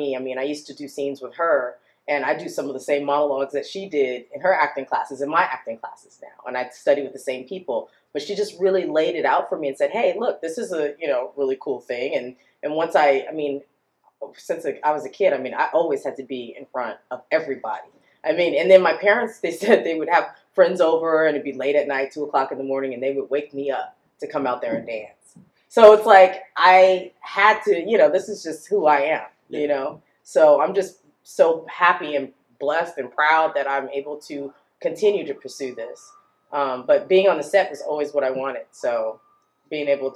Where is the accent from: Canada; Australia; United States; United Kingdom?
United States; Los Angeles, California; I was born and raised in Los Angeles